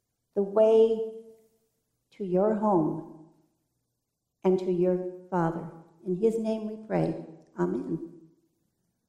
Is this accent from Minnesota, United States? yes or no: no; Michigan, United States; moved away; that's a pretty good state because that's my home state